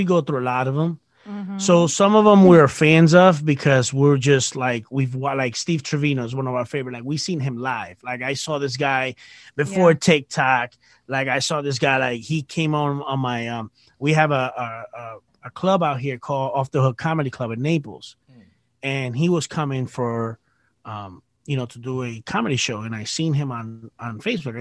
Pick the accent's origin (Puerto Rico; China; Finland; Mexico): Puerto Rico; I'm from Puerto Rico.